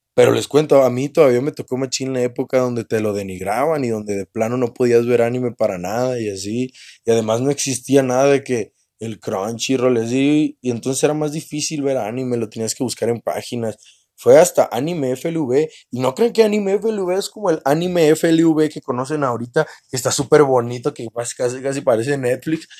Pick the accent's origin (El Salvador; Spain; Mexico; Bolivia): Mexico; northern Mexico; yo soy norteño